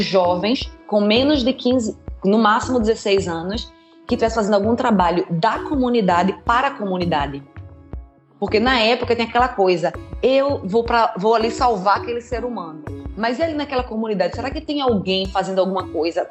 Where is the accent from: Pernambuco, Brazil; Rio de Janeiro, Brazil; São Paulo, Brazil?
Pernambuco, Brazil; Recife; moved away as an adult; now in Germany; Eu sou de Recife originalmente. Eu nasci no Morro da Conceição, me criei entre Morro da Conceição, Linha do Tiro, Água Fria, Canal do Arruda, daí a minha área